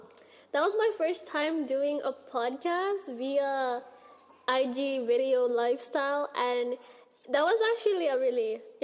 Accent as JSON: {"language": "English", "country": "Philippines", "said": "like, the idea of my culture, like, I understand that there's so much richness in, like, being Filipino itself"}